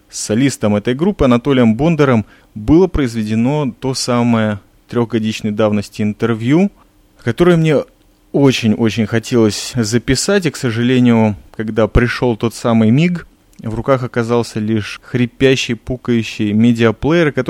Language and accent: Russian; Kyiv, Ukraine; now in Israel; Родился я в Киеве на Украине.